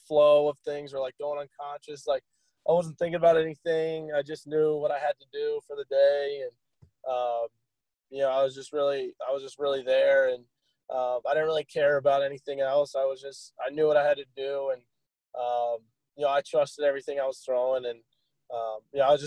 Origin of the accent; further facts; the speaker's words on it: Ohio, United States; moved away; where I was born in Ohio